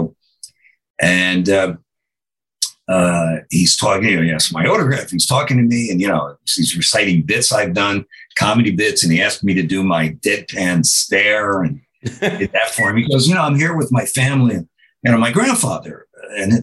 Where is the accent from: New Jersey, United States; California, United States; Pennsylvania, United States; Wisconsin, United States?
New Jersey, United States; Red Bank; Red Bank, New Jersey, sort of my hometown